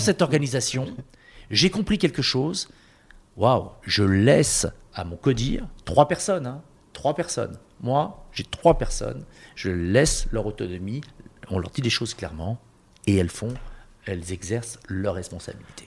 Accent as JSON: {"language": "French", "town": "Marseille", "region": "Provence-Alpes-Côte d'Azur", "country": "France", "said": "je suis marseillais"}